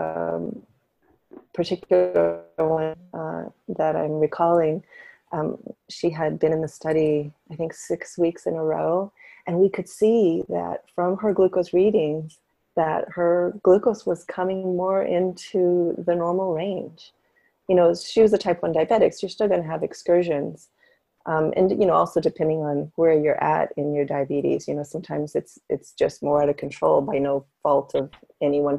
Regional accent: Northern California, United States; moved away as an adult; now in Portland, United States; I grew up in Northern California

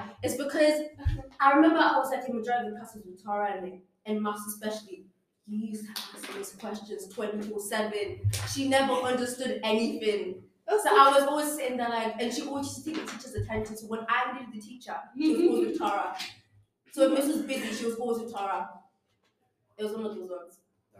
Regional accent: Iran; born there; I was born in Iran.

